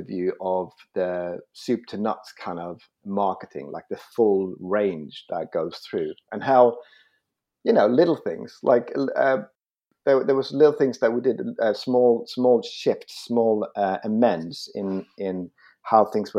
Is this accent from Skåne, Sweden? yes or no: yes; Malmö, Skåne, Sweden; now in London, United Kingdom; I grew up in Malmö, and I I grew up there, and it was great.